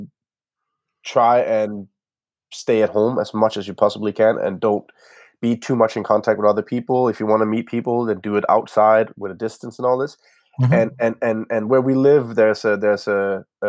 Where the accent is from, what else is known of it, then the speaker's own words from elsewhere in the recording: Denmark; now in Copenhagen, Denmark; It's in my hometown, a small town where I grew up